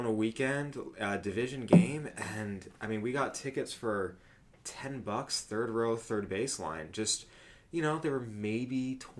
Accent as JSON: {"language": "English", "region": "California", "country": "United States", "tie": "born or raised there", "moved": "yes", "said": "growing up in California"}